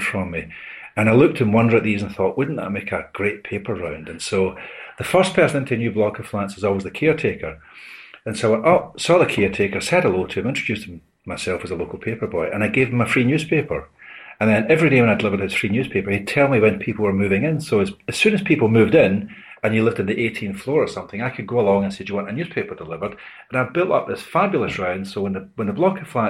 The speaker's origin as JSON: {"language": "English", "town": "Glasgow", "region": "Scotland", "country": "United Kingdom", "tie": "born or raised there", "said": "I was born in October 1955 in a little Scottish fishing village called Glasgow"}